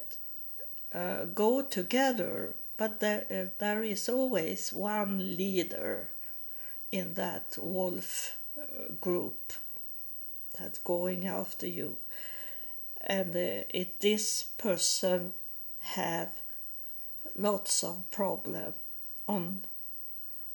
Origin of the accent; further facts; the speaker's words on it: Sweden; accent: Swedish; English is a second language; moved away as an adult; also born or lived in United States; when I come back to Sweden, I had hard with the Swedish languages.